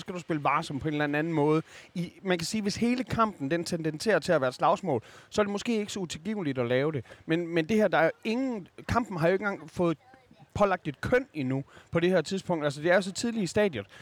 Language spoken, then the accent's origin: Danish; Skanderborg, Central Denmark Region, Denmark; som vokset op i Skanderborg